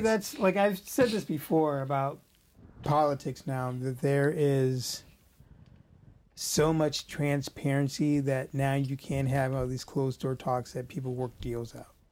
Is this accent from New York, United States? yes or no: no; St. Louis, Missouri, United States; We're all from St. Louis